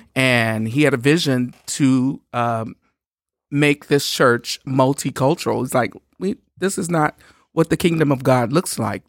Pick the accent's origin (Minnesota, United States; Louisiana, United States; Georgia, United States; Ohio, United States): Louisiana, United States; Shreveport; I'm from Shreveport, Louisiana